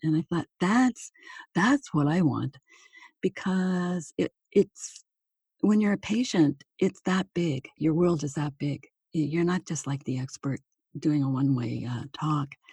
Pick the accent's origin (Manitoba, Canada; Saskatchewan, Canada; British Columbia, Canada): Manitoba, Canada; moved away as an adult; also born or lived in Toronto, Ontario / Hamilton, Ontario; my hometown